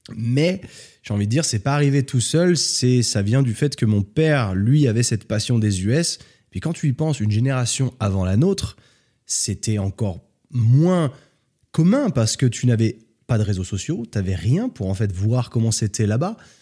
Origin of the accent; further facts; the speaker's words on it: France; accent: hybrid; moved away as an adult; also born or lived in New York / Australia / London; now in Spain; Je suis né en France